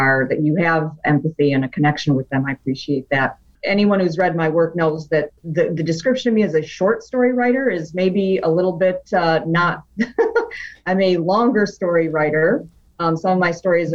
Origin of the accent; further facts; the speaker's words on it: outside Detroit, Michigan, United States; also born or lived in New Hampshire / Wisconsin; now in Ann Arbor, United States; I was born in New Hampshire, but I moved to, you know, outside the Motor City when I was still pretty young. So I'm really pretty much a Michigan gal